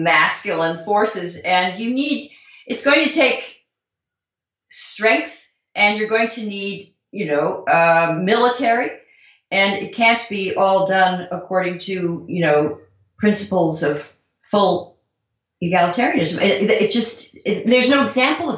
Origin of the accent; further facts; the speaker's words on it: Southern California, United States; I'm from Southern California. I was a flower child, a protester, a hippie